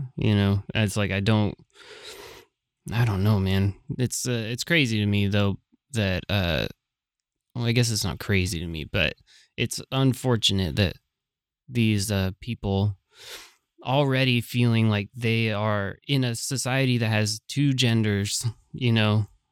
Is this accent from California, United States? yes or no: yes; San Francisco, California, United States; I was from San Francisco